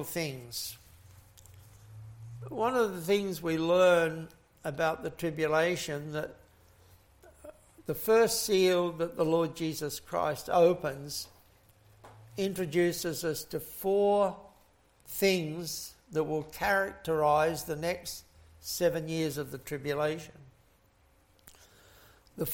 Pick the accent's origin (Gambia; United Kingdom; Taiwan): United Kingdom; England; I was born in England in the very middle of the Second World War